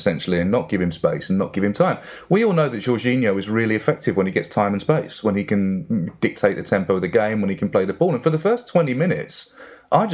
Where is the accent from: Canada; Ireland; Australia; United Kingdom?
United Kingdom; Barking, London; I'm an Essex boy at birth. And yeah, born in Barking, which is just down the road from the old Upton Park.